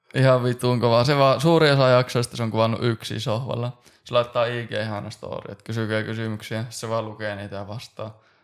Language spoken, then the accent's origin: Finnish; Oulu, North Ostrobothnia, Finland; moved away as an adult; also born or lived in Helsinki/Espoo; now in Helsinki, Finland; molemmat ollaan Oulusta